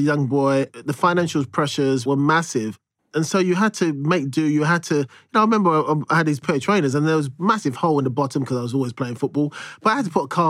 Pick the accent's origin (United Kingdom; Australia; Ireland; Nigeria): United Kingdom; London; I'm from East London, Plaistow, Stratford, nine brothers, two sisters